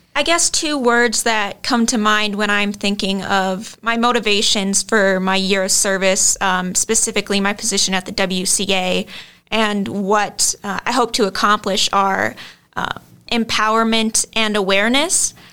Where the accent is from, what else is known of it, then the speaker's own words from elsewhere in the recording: Lino Lakes, Minnesota, United States; I'm from Lino Lakes, Minnesota.